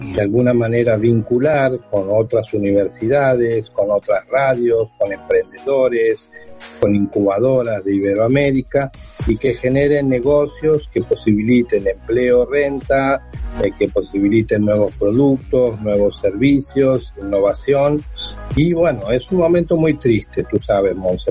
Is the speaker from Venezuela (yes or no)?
no; Buenos Aires, Argentina; now in Seville, Spain; soy natural de Buenos Aires, de Argentina, vivo en Andalucía, vivo en Sevilla